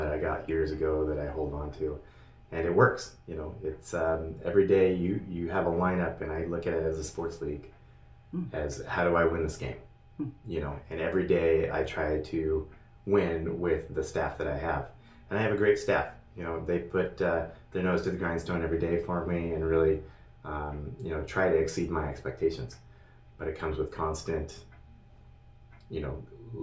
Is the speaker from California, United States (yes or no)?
no; Elk / Chattaroy, Washington, United States; moved away as an adult; now in Sandpoint, United States; I grew up in Elk Chatteroy, Washington. It's about 50 miles from here